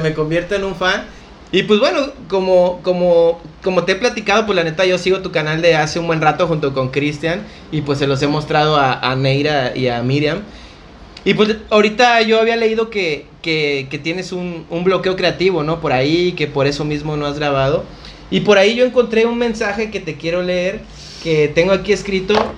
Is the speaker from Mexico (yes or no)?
yes; Acapulco, Guerrero, Mexico; a pesar de ser acapulqueños